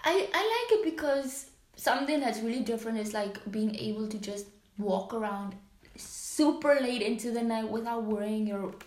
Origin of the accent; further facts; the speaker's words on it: Namibia; moved away as an adult; also born or lived in United States; now in Kraków, Poland; Don't tell me I'm from South Africa. It's like, no, I am from Namibia.